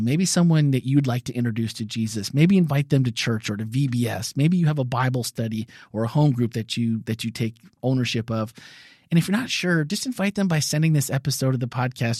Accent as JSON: {"language": "English", "region": "Midwest", "country": "United States", "tie": "born or raised there", "said": "growing up in the Midwest, being gay was definitely a crime."}